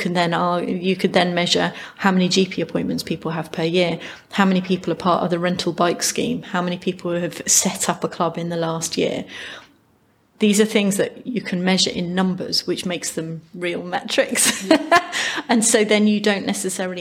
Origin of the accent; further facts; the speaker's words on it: United Kingdom; we're very British